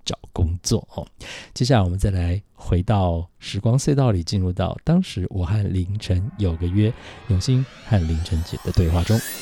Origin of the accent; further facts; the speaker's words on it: Taitung, Taitung County, Taiwan; 因为胡适小时候，四岁之前是在台湾的台东，就是我家乡长大的